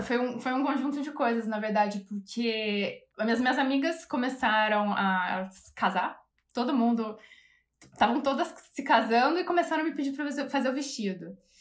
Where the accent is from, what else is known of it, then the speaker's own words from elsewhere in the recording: São Paulo, Brazil; also born or lived in Rio de Janeiro / London; now in Munich, Germany; Sou de São Paulo, comecei na Imbi Morumbi, em São Paulo